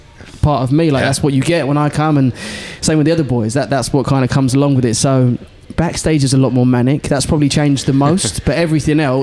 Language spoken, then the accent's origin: English; England, United Kingdom; the accent was like, England. From England.